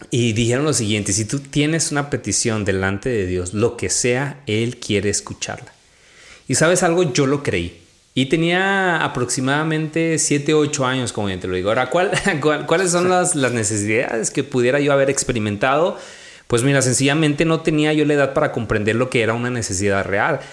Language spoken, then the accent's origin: Spanish; Chihuahua, Mexico; also born or lived in Mexico City / Majalca; viví en la ciudad de Chihuahua y me crié en un rancho